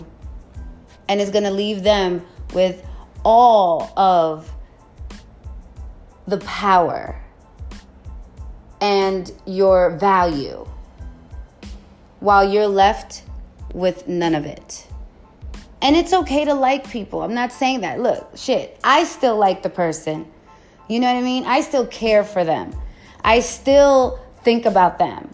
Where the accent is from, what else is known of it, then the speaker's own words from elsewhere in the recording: New York, United States; I'm just a New Yorker